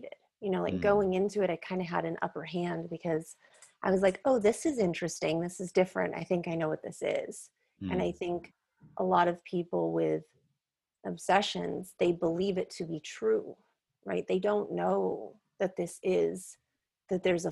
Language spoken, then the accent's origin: English; Northern California, United States; moved away as an adult; now in Los Angeles, United States; I'm originally from Northern California